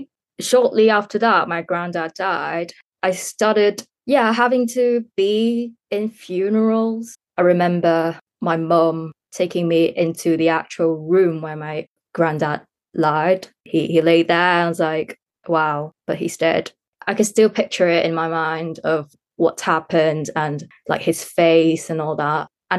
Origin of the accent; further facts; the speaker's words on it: Hong Kong; English is a second language; Yes. It's actually in the curriculum. It's mandatory to learn English.